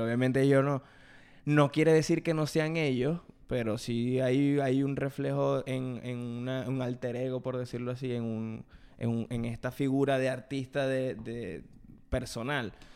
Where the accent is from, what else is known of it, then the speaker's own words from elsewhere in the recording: Venezuela; en Venezuela, desde donde yo vengo, que bueno, que venimos los dos de Venezuela, pero somos de dos ciudades distintas